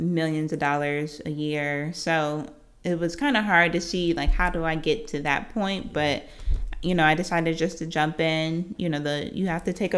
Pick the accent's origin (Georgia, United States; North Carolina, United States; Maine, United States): Georgia, United States; Norcross; also born or lived in New Jersey; I'm from Georgia, born in Northside Hospital. I grew up in Norcross, spent a couple years in New Jersey, but I graduated from Norcross High School